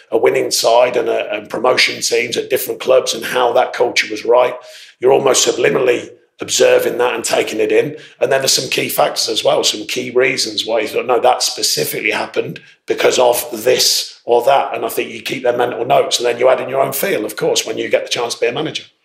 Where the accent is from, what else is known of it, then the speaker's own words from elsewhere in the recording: Northampton, East Midlands, United Kingdom; Northampton, which meant a lot because it was my hometown at that time